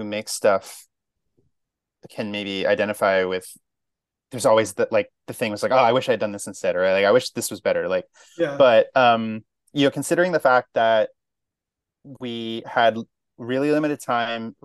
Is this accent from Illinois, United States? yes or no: no; Albany, New York, United States; also born or lived in Maine / New England; now in New York City, United States; I was born in Maine and kind of moved around New England a lot. But I mostly grew up in upstate New York, Albany.